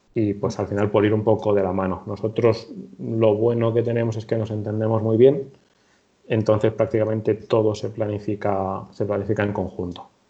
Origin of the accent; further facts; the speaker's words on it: Torrejón de Ardoz, Community of Madrid, Spain; soy de Madrid, concretamente de Torrejón de Ardoz